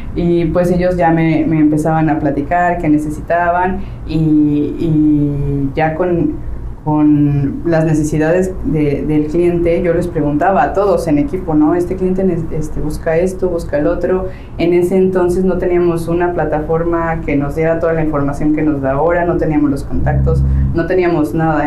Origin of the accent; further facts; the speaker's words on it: Mexico City, Mexico; moved away as an adult; now in Playa del Carmen, Mexico; yo soy de la Ciudad de México, llevo aquí en Playa del Carmen alrededor de 10 años viviendo